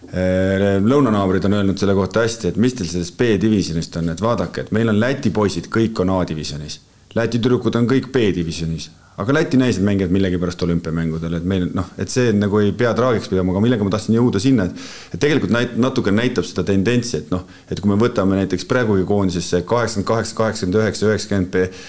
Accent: Estonia; ma olen muidugi eestlane

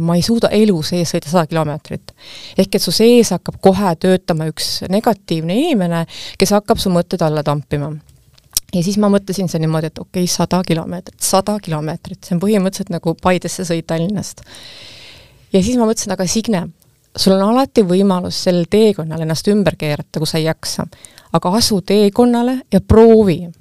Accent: Estonia; ma olen ju eestlane

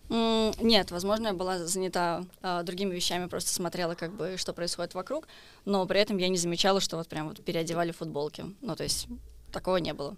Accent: Israel; я из Израиля

